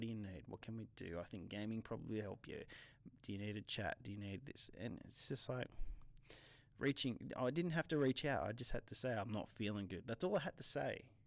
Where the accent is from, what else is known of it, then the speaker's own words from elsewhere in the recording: New South Wales, Australia; I'm Australian